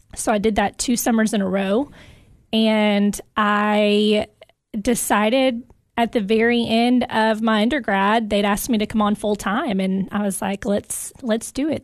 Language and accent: English; Jackson County, near Cookeville, Tennessee, United States; also born or lived in Dominican Republic; I am originally from Jackson County. Grew up on a farm about twenty minutes outside of Cookville towards Dawson's Branch